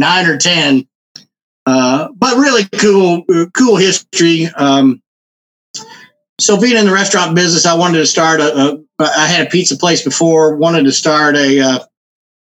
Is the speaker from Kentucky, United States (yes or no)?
yes; Louisville, Kentucky, United States; I grew up down the street from National Distillery here in Louisville, which was kind of more in the city. I grew up in the Clifton neighborhood.